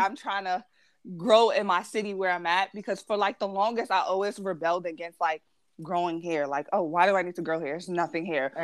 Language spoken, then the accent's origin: English; New York City, New York, United States; being a New Yorker